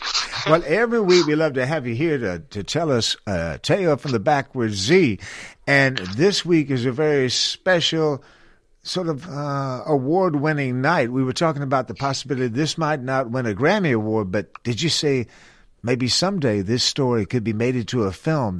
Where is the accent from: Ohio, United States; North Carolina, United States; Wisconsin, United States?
North Carolina, United States; When I was growing up in North Carolina, part of my life, there was a story about the lost colony out there on the coast